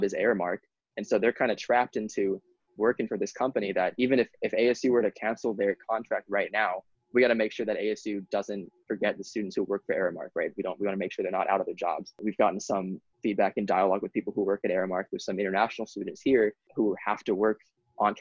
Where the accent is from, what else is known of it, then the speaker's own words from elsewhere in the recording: Honolulu, Hawaii, United States; I grew up in Honolulu